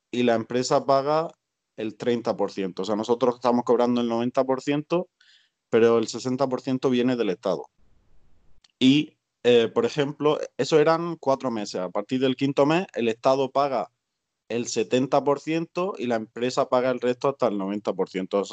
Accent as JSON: {"language": "Spanish", "country": "Spain", "moved": "yes", "said": "A mí me da pena la situación en España, por supuesto, porque soy de allí, soy español, pero estoy tan a gusto con mi situación aquí"}